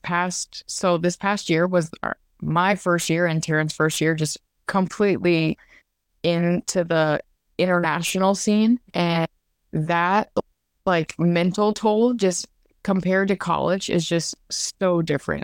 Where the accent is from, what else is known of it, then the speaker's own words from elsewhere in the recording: Louisiana, United States; I'm from Louisiana, and I actually still trade in everything in Louisiana, which that kind of means a lot to me 'cause I get to still be at home